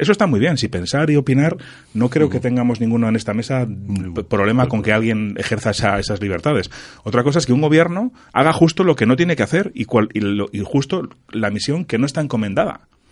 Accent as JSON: {"language": "Spanish", "country": "Spain", "said": "Yo soy español y me encanta ser español"}